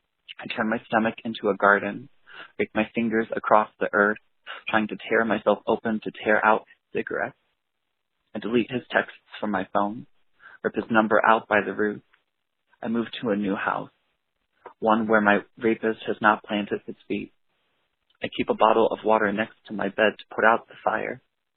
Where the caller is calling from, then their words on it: Elkhart Lake, Wisconsin, United States; I'm calling from Elkhart Lake, Wisconsin.